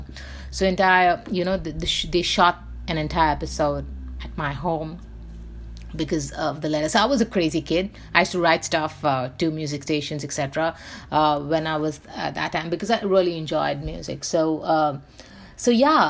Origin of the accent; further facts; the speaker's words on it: Mumbai, Maharashtra, India; I grew up in Bombay